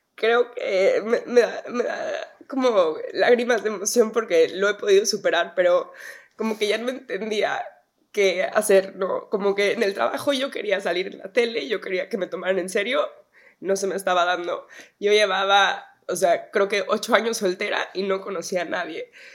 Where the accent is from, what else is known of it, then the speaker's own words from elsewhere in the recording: Mexico; moved away as an adult; now in United States; de México